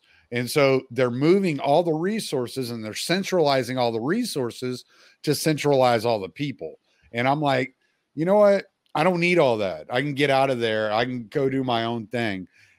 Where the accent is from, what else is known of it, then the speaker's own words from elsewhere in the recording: Louisiana, United States; moved away; I'm from Louisiana originally, so the humidity and the heat, I don't fucking bother me none.